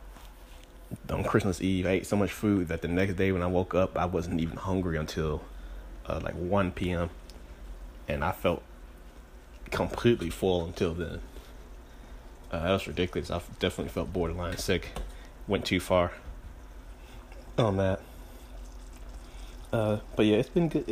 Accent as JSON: {"language": "English", "town": "Greenville", "region": "Mississippi", "country": "United States", "tie": "born or raised there", "moved": "yes", "said": "my hometown, Greenville, Mississippi."}